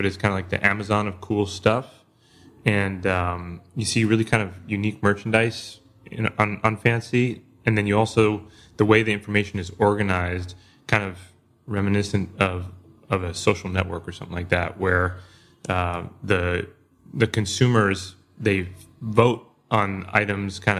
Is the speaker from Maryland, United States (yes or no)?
no; New York City, New York, United States; I grew up in New York City around the East Village area, and I was born in 81